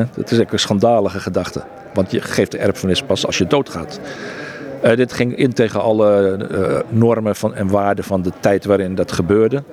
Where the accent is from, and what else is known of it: Netherlands; moved away as an adult; also born or lived in Egypt